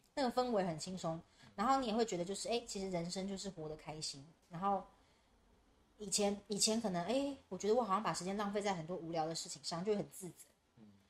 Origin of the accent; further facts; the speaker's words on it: Taiwan; 我们台湾人